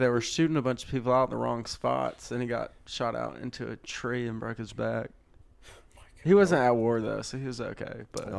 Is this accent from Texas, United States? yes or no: yes; Winnie, Texas, United States; Winnie, that's where my hometown.